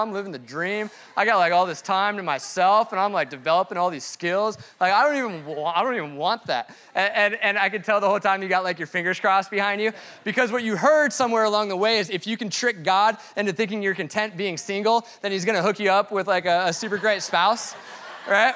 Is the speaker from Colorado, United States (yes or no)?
yes; Colorado, United States; moved away; he's from Colorado. And I, I am too